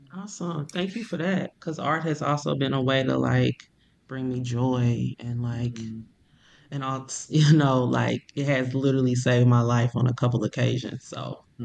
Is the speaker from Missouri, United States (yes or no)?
yes; Ferguson, Missouri, United States; I'm from Ferguson. I grew up in Ferguson.